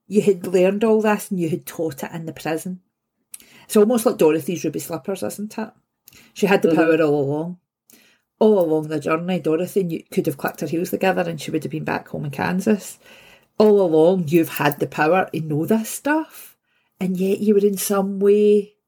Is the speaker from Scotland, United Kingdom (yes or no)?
yes; Glasgow, Scotland, United Kingdom; I'm from Govan. And so an old shipbuilding area. So I moved back here like 6-7 years ago and actually bought the house that I grew up